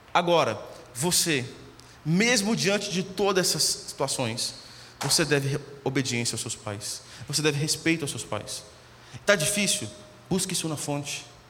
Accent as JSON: {"language": "Portuguese", "region": "Minas Gerais", "country": "Brazil", "tie": "born or raised there", "also_born_or_lived": "Belo Horizonte", "moved": "as an adult", "said": "eu nasci em Minas, Morei cinco, morava no interior de Minas, morei cinco anos em BH estudando."}